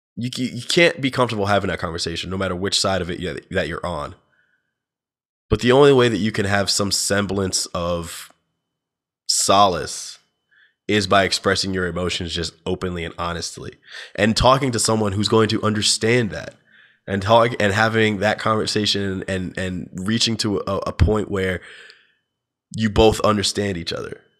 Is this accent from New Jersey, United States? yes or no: yes; New Jersey, United States; my home state of New Jersey